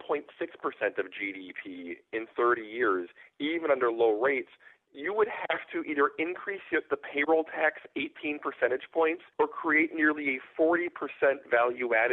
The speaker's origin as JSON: {"language": "English", "region": "Wisconsin", "country": "United States", "said": "I'm from Wisconsin."}